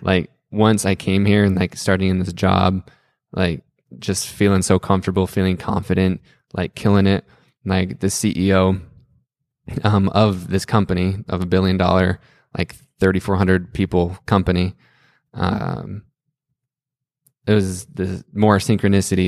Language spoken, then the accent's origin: English; Salt Lake City, Utah, United States; moved away as an adult; now in Greenville, United States; growing up in Salt Lake City my whole life